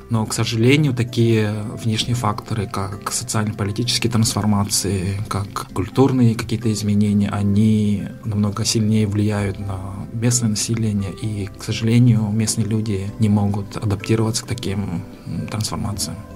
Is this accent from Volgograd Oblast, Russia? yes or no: no; Amginsky District, Sakha Republic, Russia; Я сам родом из Самгинского района. Я родился в селе Анес, маленьком поселке